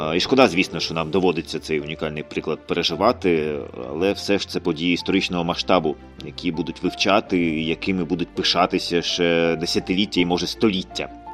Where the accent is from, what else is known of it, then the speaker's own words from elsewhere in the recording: Ukraine; в моїй рідній країні, в моєму рідному місті